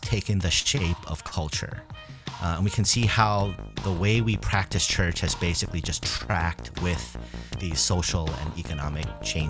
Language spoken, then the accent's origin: English; New York City, New York, United States; now in Boston, United States; I am originally from the New York City area, but I've been living in the Boston area for most of my life now.